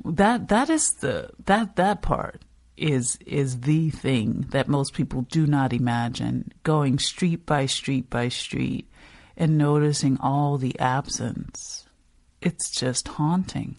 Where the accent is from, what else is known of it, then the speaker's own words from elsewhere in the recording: New Orleans, Louisiana, United States; you're growing up, you're like, oh, yeah, I'm from New Orleans, but you're realizing that no one is thinking New Orleans East when you say that.